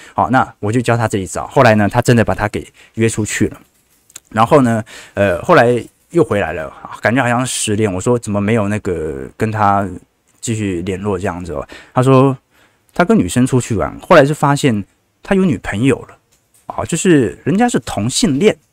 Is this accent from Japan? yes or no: no; Taiwan; 因为我是台湾人